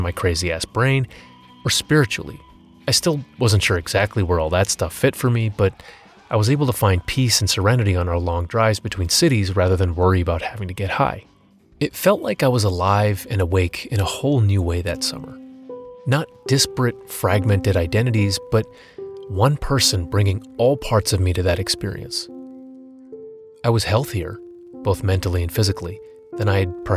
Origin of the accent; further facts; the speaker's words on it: United States; I'm an American